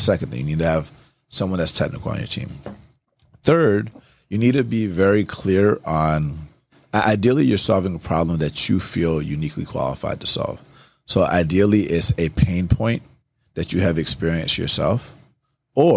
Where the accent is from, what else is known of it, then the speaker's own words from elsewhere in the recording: Atlanta, Georgia, United States; I grew up in Atlanta